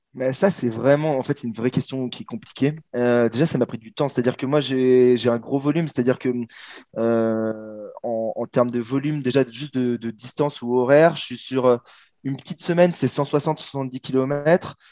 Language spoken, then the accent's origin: French; France; je suis français